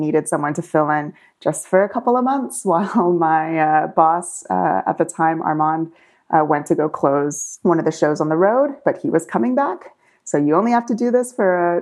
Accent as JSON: {"language": "English", "town": "St. Petersburg", "region": "Florida", "country": "United States", "tie": "born or raised there", "moved": "yes", "lives_now": "Las Vegas, United States", "said": "I'm from St. Petersburg, Florida"}